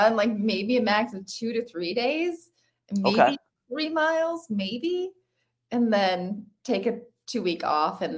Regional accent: Michigan, United States; I played volleyball and basketball and soccer growing up in Michigan

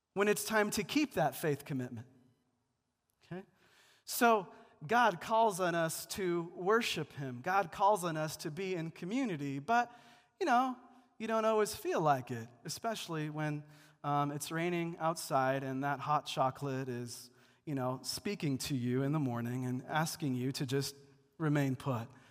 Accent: Seattle, Washington, United States; also born or lived in Missouri; now in Denver, United States; Also in Seattle, it's gloomy and rainy for nine months of the year. Uh, that's my hometown

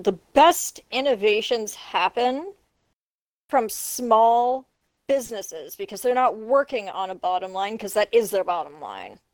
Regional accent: Canada; I'm not even American. I'm a Canadian. I live in a country

